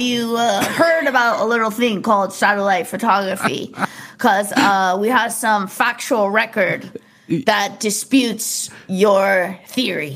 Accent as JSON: {"language": "English", "area": "Orange County", "region": "California", "country": "United States", "tie": "born or raised there", "said": "I grew up in Orange County little surf kid"}